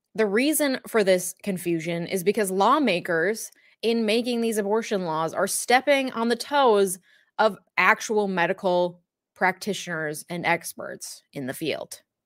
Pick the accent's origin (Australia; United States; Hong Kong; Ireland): United States; Minnesota; I am a Minnesotan through and through